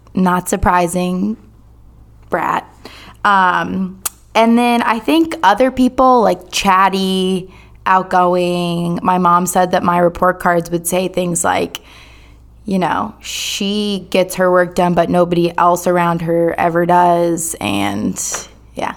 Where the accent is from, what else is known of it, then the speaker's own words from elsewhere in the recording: Durham, North Carolina, United States; I am from Durham, born and raised here